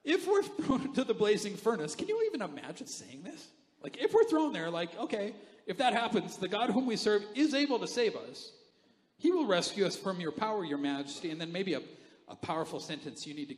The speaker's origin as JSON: {"language": "English", "country": "Canada", "said": "I'm Canadian. We need furnaces"}